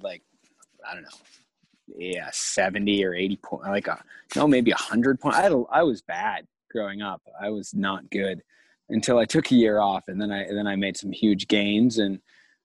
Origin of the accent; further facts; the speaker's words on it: Guilford, New Hampshire, United States; moved away as an adult; now in Sweden; Guilford, New Hampshire, Gunstock ski area. That's where I grew up.